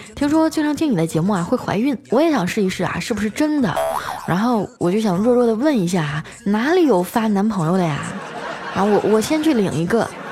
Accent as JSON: {"language": "Chinese", "region": "Northeast China", "country": "China", "said": "我也是东北人儿啊"}